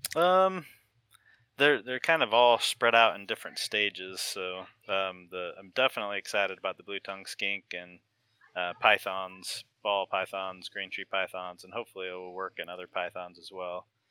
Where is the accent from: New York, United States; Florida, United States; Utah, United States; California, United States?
Utah, United States; now in Virginia, United States; I grew up in Utah, and there's not as much vegetation